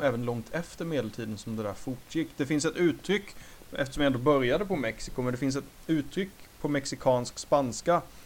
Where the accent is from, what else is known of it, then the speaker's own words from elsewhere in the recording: Sweden; Vi som svenskar